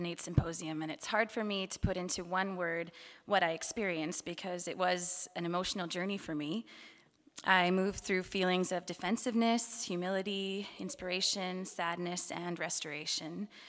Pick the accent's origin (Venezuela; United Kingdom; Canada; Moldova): Canada; St. Catharines, Ontario; also born or lived in Winnipeg / Kitchener-Waterloo; I was born in Winnipeg, and my parents moved when I was a baby to southern Ontario, to Kitchener-Waterloo. I grew up then, a couple years later, they moved to St. Catharines in the Niagara region